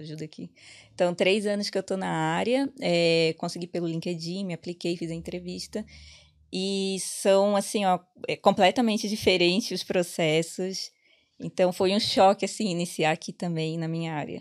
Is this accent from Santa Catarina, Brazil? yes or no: yes; Itajaí, Santa Catarina, Brazil; accent: peixeiro; moved away as an adult; now in Ireland; eu sou de Itajaí, Santa Catarina, então é uma cidade portuária.